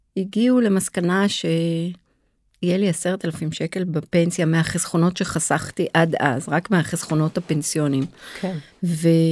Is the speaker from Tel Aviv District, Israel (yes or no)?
yes; Tel Aviv, Tel Aviv District, Israel; also born or lived in New York; גדלתי כל החיים בתל אביב